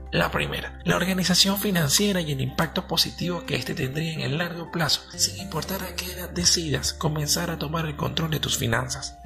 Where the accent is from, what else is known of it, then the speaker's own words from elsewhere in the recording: Venezuela; Soy un joven venezolano